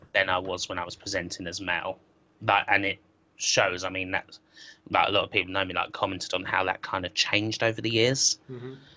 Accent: Southend-on-Sea, East of England, United Kingdom; my hometown Southend

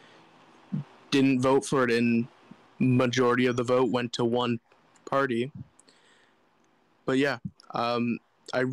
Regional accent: Canada; I'm Canadian.

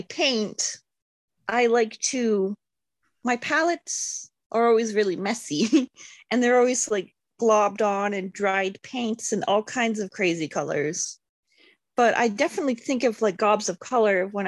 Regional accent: Montana, United States; now in Seattle, United States; growing up in Montana

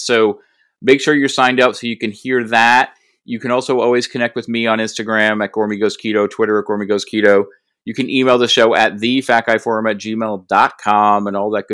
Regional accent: New England, United States; I'm from New England

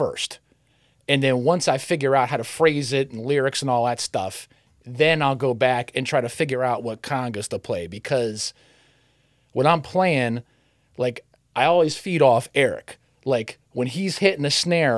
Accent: Maryland, United States; moved away as an adult; also born or lived in Youngstown, Ohio; now in Cleveland, United States; I'm originally from Maryland. I grew up there

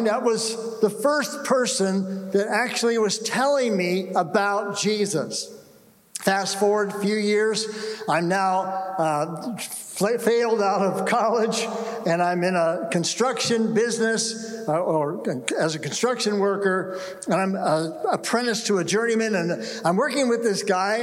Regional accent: San Jose, California, United States; also born or lived in Orange County, California; I was here in the Bay Area. I grew up in the Bay Area.

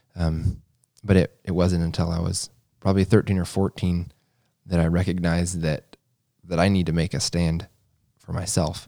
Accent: Kentucky, United States; I was born in Kentucky, the oldest of eight.

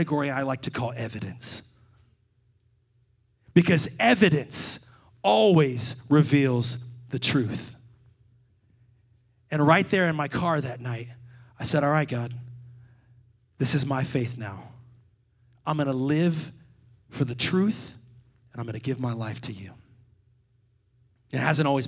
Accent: Salem, Virginia, United States; my hometown of Salem, Virginia

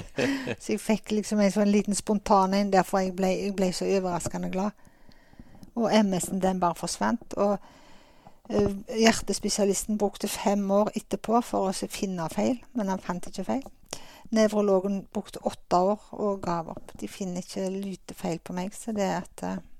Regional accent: Åkrehamn, Rogaland, Norway; also born or lived in Stavanger; jeg er født og oppvokst her på Åkra. Så hele min barns, barndomstid har jeg hatt på Karmøy og Åkra.

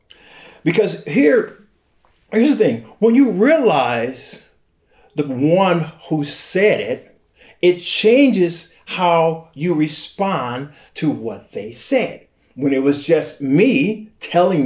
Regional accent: Flint, Michigan, United States; I was born and raised in Flint.

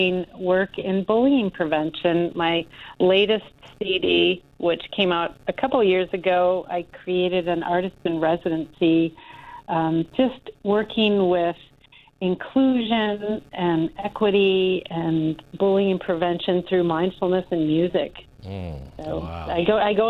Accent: Michigan, United States; now in Wisconsin, United States; I grew up in Michigan, and this is where I did all of my formative music training

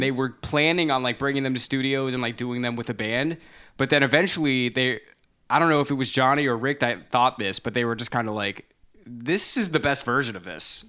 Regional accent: United States; growing up in America, like, as a non-Christian person

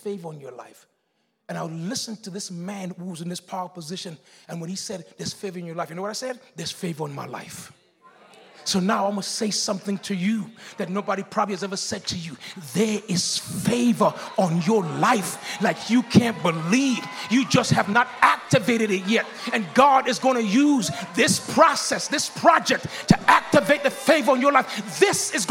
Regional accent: Miami, Florida, United States; I'm that guy from Liberty City

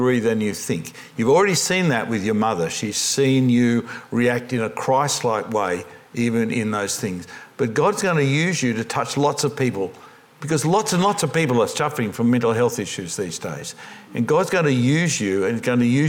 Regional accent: Australia; I'm an Australian Pentecostal

